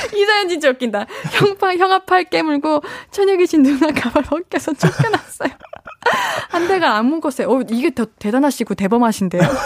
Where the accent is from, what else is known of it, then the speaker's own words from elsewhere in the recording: Seoul Capital Area, South Korea; 저는 에, 수도권.